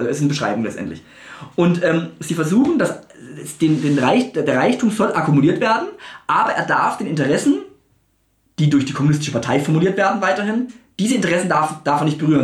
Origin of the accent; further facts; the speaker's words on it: Germany; als Deutsche oder als Mitteleuropäer